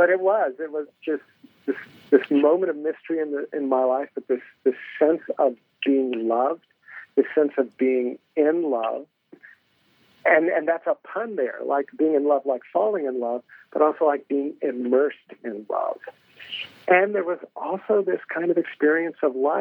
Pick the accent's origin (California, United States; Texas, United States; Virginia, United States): Virginia, United States; Hampton; Well, I'm from Virginia. I grew up in Hampton, Virginia